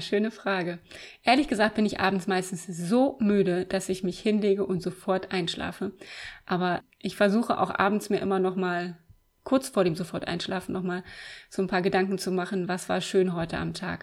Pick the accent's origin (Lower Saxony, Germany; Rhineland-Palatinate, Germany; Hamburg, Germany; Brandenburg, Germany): Brandenburg, Germany; Eisenhüttenstadt; ich bin 1979 geboren in Eisenhüttenstadt. Das ist ganz im Osten der Republik an der polnischen Grenze. Die erste sozialistische Stadt. Bin also in der DDR aufgewachsen.